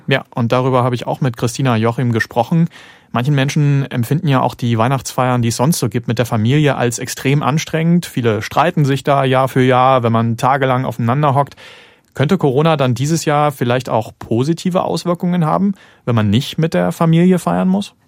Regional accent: Zwickau, Saxony, Germany; ich komme aus Zwickau und bin dann auch aufgewachsen natürlich mit Räuchermännchen

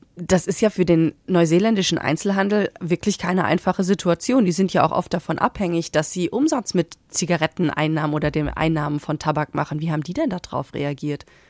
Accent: Germany; bei uns in Deutschland

